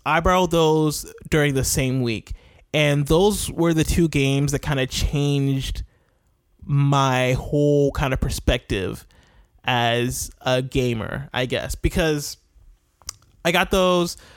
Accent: Champaign, Illinois, United States; moved away as an adult; I spent the first 21 years of my life in a town called Champaign

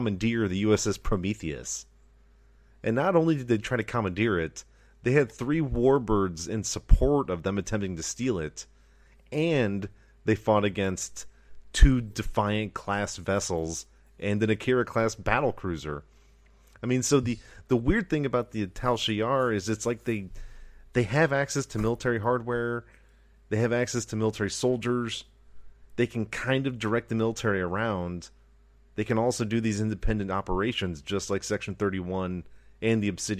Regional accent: United States; we are loyal American citizens

